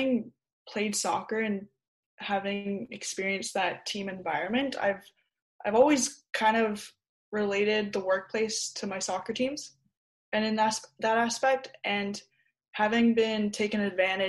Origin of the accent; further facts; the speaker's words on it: Surrey, British Columbia, Canada; also born or lived in Alberta / Langley; I was born in Alberta, and then I've grown up in between Surrey and Langley